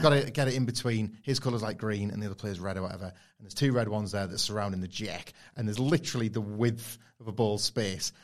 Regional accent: Filey, Yorkshire and the Humber, United Kingdom; where I grew up in Filey in North Yorkshire, it's very, very parochial

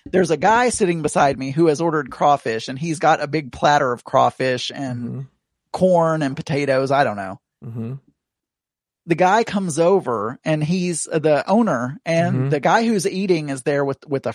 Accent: South Arkansas, United States; moved away; when I was growing up in South Arkansas

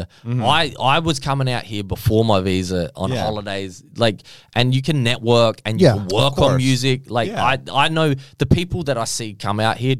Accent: Australia; accent: light Australian; moved away; I have a light Australian accent compared to my family.

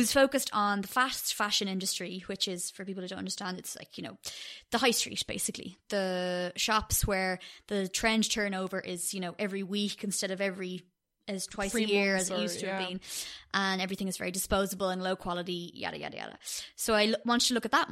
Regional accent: Dublin, Leinster, Ireland; also born or lived in Cork / London; I was born in Cork, but I've lived in Dublin since I was 8

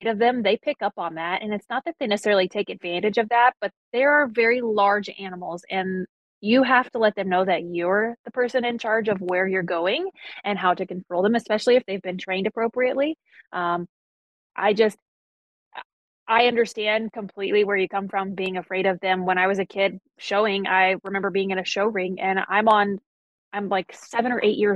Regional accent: Greensboro, North Carolina, United States; born or raised there; moved away

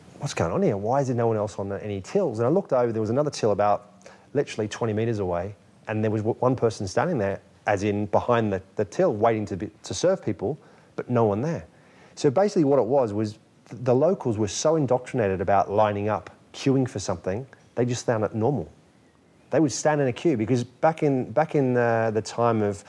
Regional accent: Australia; moved away as an adult; also born or lived in Germany; now in England; I went from Australia to Germany for 2.5 years

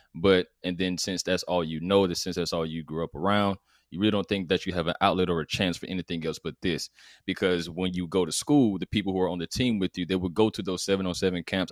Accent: College Park, Georgia, United States; so I'm from College Park, Georgia, which is, which is a, which is the south side of Atlanta

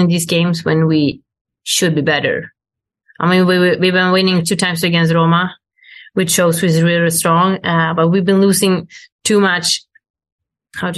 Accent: Sweden; moved away as an adult; now in Italy; I go out of Sweden and I come back to play in Sweden

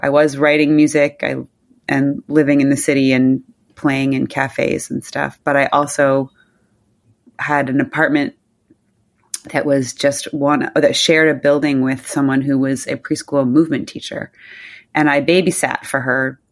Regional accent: New Jersey, United States; moved away as an adult; also born or lived in Southern California / Manhattan; now in New York, United States; I grew up mostly in New Jersey

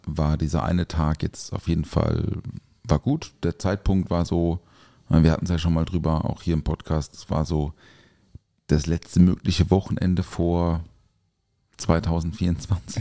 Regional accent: Durbach, Baden-Württemberg, Germany; aus Durbach, aus meiner Heimat

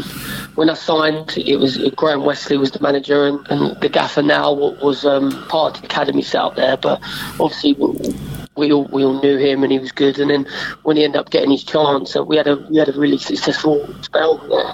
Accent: London, United Kingdom; Yeah, I was born in Whitechapel, London, yep.

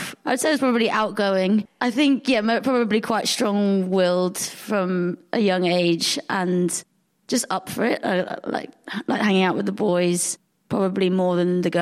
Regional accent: Devon, South West England, United Kingdom; moved away as an adult; also born or lived in Hackney, London; now in Birmingham, United Kingdom; So I spent the first 3 years growing up in East London, and then we moved to Devon when I was three and grew up in the countryside

